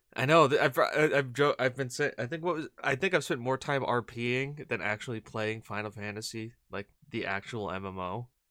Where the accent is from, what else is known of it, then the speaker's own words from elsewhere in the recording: New England, United States; I'm from New England